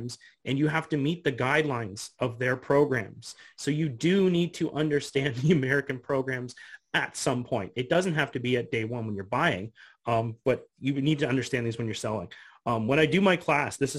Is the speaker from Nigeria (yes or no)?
no; Canada; I'm the Canadian investing in the US